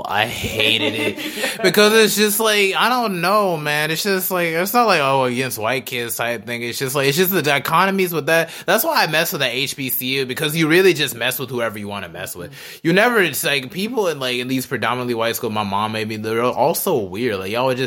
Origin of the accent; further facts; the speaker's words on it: Charlotte, North Carolina, United States; I would never leave Charlotte and be like, you know what? I'm from Charlotte.